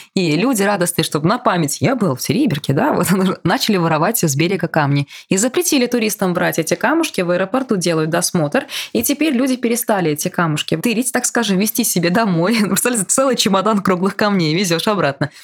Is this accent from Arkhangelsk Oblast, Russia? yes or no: no; Bashkortostan, Russia; я родом из Башкирии